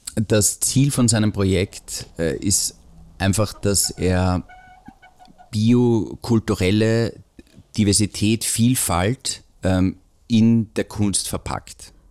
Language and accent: German; Austria; bei uns in Österreich